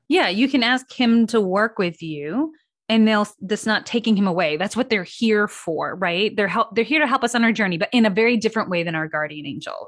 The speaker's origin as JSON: {"language": "English", "region": "Midwest", "country": "United States", "tie": "born or raised there", "said": "I grew up in the Midwest."}